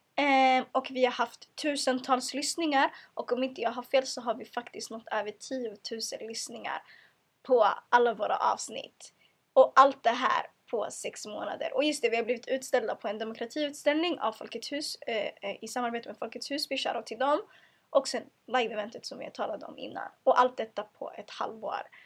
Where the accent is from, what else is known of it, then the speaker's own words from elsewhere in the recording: Sweden; jag är född och uppvuxen i Sverige